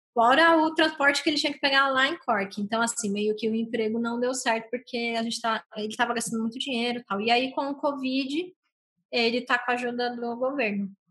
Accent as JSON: {"language": "Portuguese", "region": "São Paulo", "country": "Brazil", "also_born_or_lived": "Dublin, Ireland", "moved": "as an adult", "lives_now": "Ireland", "said": "eu sou de São Paulo"}